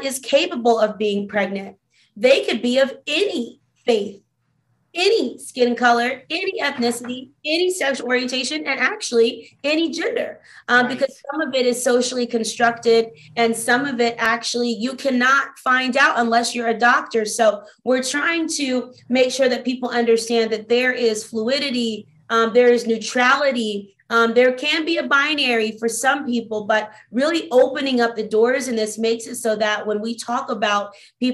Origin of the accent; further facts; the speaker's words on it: Albany, Georgia, United States; now in Atlanta, United States; I was born in a small town called Albany, Georgia in the early 90s